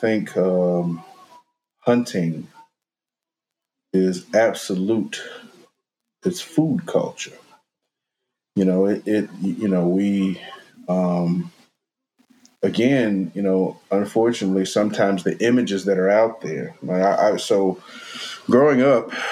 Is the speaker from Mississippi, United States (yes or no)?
yes; Mississippi, United States; growing up in Mississippi